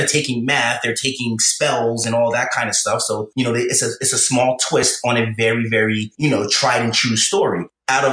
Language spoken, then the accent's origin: English; New York City, New York, United States; I grew up in the Bronx. I love growing up in the Bronx in New York City